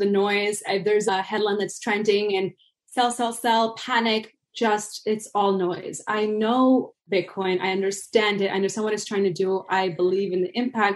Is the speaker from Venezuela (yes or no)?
yes; Venezuela; moved away; I'm originally from Venezuela